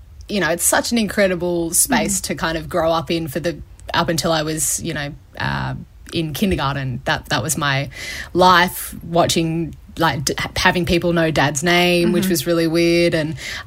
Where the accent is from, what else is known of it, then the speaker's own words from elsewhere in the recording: Sydney, New South Wales, Australia; I grew up in the Sutherland Shire near Cronulla Beach